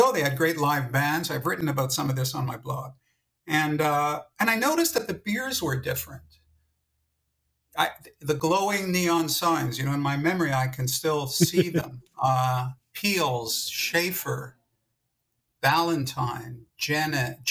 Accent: Montreal, Quebec, Canada; moved away as an adult; now in Toronto, Canada; I'm from Montreal. I was brought up in Montreal, and I only moved to Toronto in the 1980s.

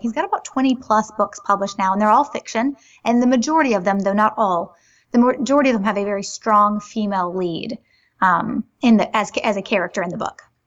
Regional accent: Greenville, South Carolina, United States; I was born in Greenville, South Carolina

